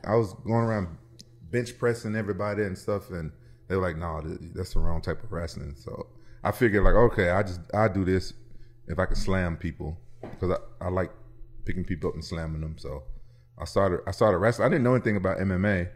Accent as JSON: {"language": "English", "town": "Memphis", "region": "Tennessee", "country": "United States", "tie": "born or raised there", "said": "I'm from Memphis, and pro wrestling is really big there"}